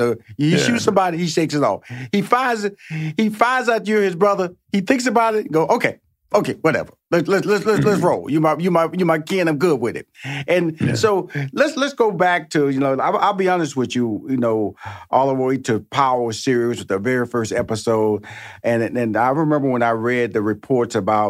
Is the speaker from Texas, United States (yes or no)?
yes; Houston, Texas, United States; also born or lived in New York; being the fact that I lived in New York 4 years, I'm originally from Houston, Texas. I lived in New York 4 years.